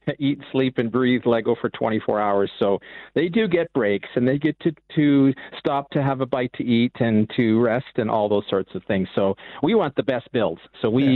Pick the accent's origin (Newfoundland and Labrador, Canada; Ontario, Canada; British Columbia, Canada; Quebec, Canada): British Columbia, Canada; Vancouver; I'm from the West Coast, from the Vancouver area